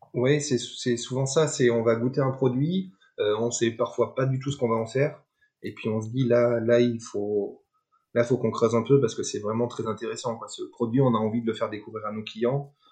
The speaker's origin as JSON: {"language": "French", "area": "Dordogne", "region": "Nouvelle-Aquitaine", "country": "France", "tie": "born or raised there", "said": "je suis né, je suis, né, j'ai grandi en Dordogne"}